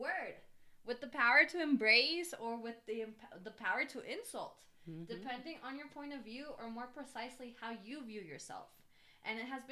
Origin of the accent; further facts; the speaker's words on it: the South, United States; also born or lived in Chiapas, Mexico / Florida; now in Veracruz, Mexico; growing up in the South, like, in my case, my family, my mom tried for us to assimilate more